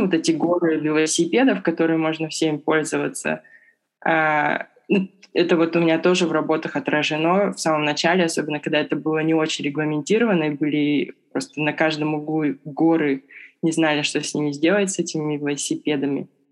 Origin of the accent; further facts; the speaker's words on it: Irkutsk, Irkutsk Oblast, Russia; moved away as an adult; now in Beijing, China; я из Иркутска.